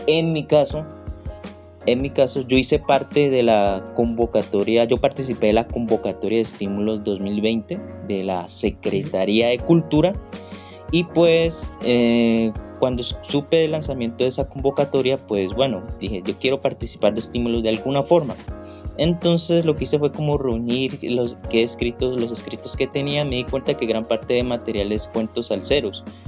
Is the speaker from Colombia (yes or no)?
yes; Cali, Valle del Cauca, Colombia; vivir en Cali es escuchar salsa las 24 horas del día